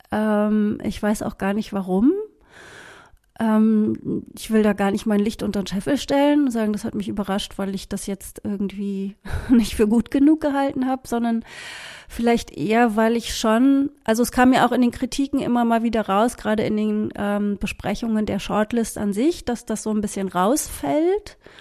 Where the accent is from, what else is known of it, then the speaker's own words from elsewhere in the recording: Berlin, Germany; Ich bin ja in West-Berlin aufgewachsen